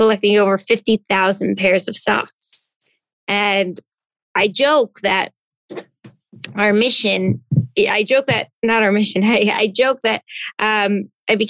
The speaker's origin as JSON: {"language": "English", "region": "New Jersey", "country": "United States", "tie": "born or raised there", "moved": "as an adult", "lives_now": "New York City, United States", "said": "I came from growing up in New Jersey, you know, kind of town where everybody knew everybody"}